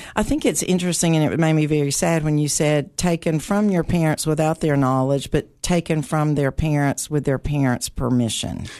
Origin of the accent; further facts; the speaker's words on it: Putnam County, Tennessee, United States; I grew up here in Putnam County